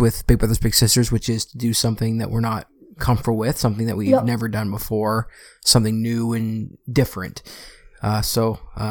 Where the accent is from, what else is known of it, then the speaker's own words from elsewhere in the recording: Burlington, Ontario, Canada; Because I'm from Burlington, I live in Burlington.